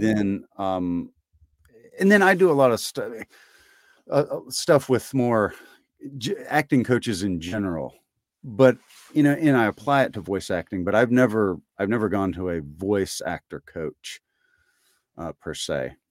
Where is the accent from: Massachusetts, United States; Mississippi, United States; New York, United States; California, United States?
Mississippi, United States; Tibbee; I grew up in Tibby